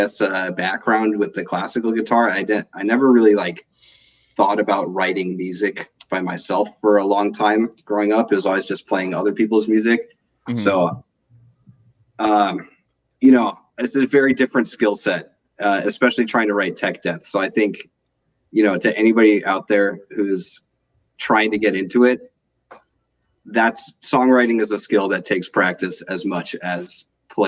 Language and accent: English; Salt Lake City, Utah, United States; also born or lived in Washington, D.C.; I was born in Washington D.C., but I grew up in Salt Lake City